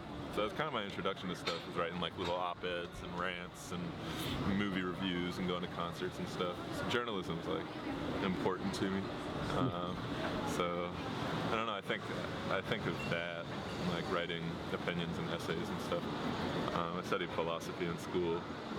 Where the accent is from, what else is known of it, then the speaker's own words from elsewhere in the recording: Virginia Beach, Virginia, United States; born there; Actually, super not far from here at all. I was born in Virginia Beach. My dad was in the Navy, so we moved around a lot.